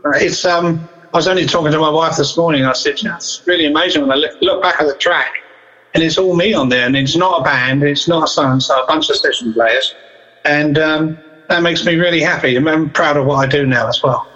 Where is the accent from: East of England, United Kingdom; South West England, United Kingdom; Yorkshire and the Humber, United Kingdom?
East of England, United Kingdom; Southend-on-Sea; a place called Essex in England, which is uh, a place called Southend on Sea in Essex